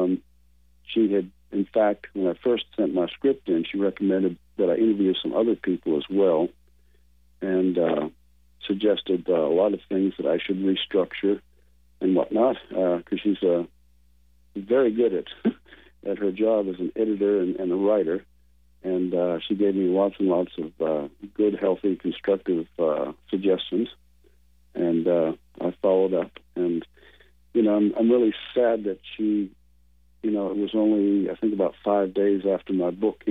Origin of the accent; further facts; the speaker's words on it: Maine, United States; moved away; I was born and raised in Maine originally.